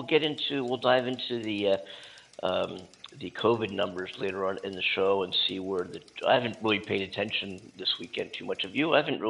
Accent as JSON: {"language": "English", "town": "Philadelphia", "region": "Pennsylvania", "country": "United States", "said": "I am from Philadelphia, and to this day, although because I've been in California for several years now, it's starting to wane somewhat"}